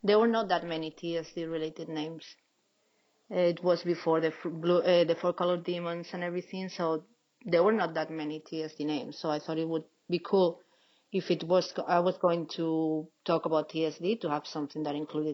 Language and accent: English; Spain; I'm from Spain.